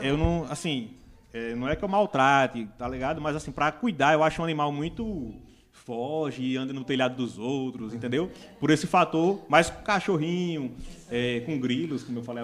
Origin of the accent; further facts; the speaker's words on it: Pão de Açúcar, Brazil; also born or lived in Santa Cruz; sou nascido em Santa Cruz, fui criado em Pão de Açúcar